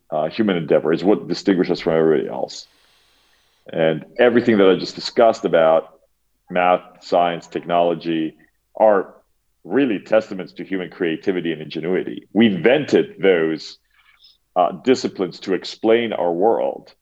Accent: Cyprus; I grew up in Cyprus

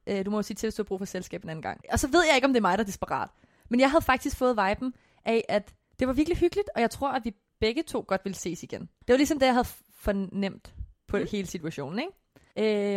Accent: Korsør, Zealand, Denmark; jeg kommer fra Kursør, og Kursør og Slagels og sådan noget ligger ret tæt på hinanden

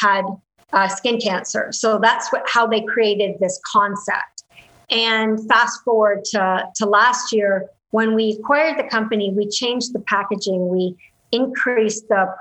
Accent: Canada; I'm Canadian

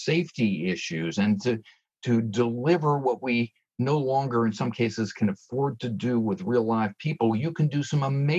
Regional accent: Northeast, United States; I grew up in the Northeast

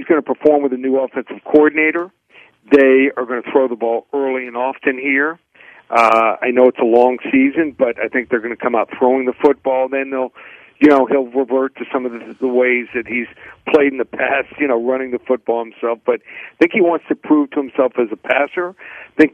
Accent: Miami, Florida, United States; I'm from Miami

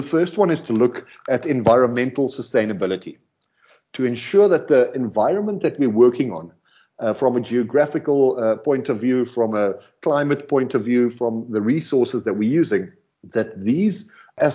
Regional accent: South Africa; first language Afrikaans; English is a second language; We're South African, Afrikaans

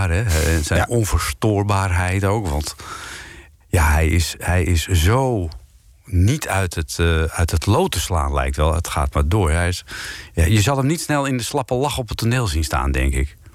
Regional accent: Bilthoven, Utrecht, Netherlands; Ik kom uit Beeldhoven.

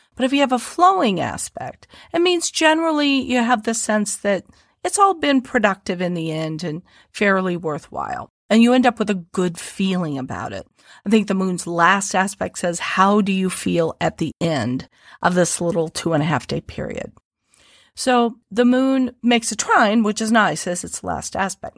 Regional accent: Midwest, United States; accent: Midwest, twangier; they will pick up on the Midwest in my accent.

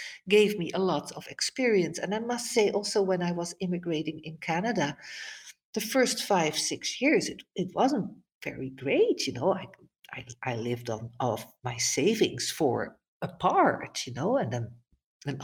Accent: Netherlands; moved away; I was growing up in the Netherlands.

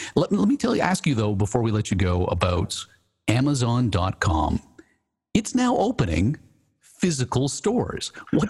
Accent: Canada; We had that in Canada called consumers distributing.

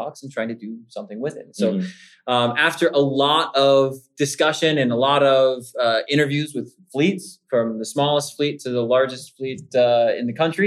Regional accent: Kentucky, United States; also born or lived in Savannah, Georgia / Italy / South Louisiana; now in Pittsburgh, United States; I'm a good Southern boy. I was born and raised in Kentucky, moved down to Savannah, Georgia

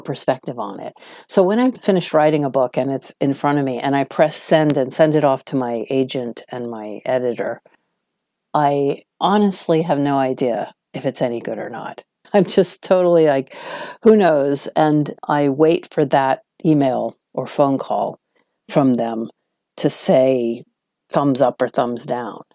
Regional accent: Washington, District of Columbia, United States; moved away as an adult; now in London, United Kingdom; I was from Washington, D.C., which is a much calmer, smaller town compared to New York

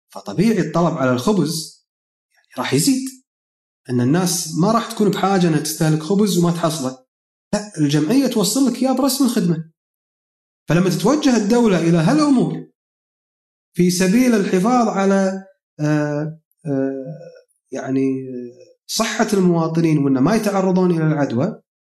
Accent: Kuwait; عندنا بالكويت

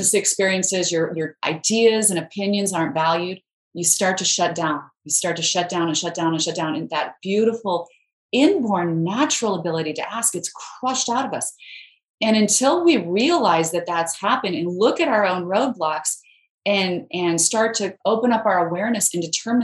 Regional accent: Idaho, United States; I grew up in Idaho where we have a lot of potatoes, but no mangoes

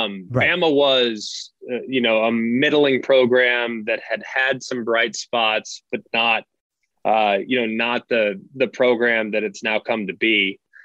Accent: Southlake, Texas, United States; And neither one of us transferred in. We grew up in the South Lake Carroll system.

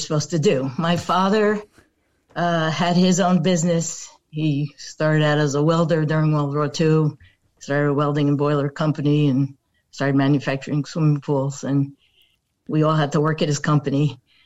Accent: Newark, New Jersey, United States; also born or lived in West Orange; Growing up in Newark, I was across the street from Weequake Park

